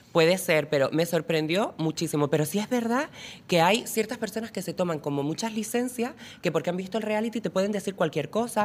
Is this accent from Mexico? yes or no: no; Lanzarote, Canary Islands, Spain; yo soy de Lanzarote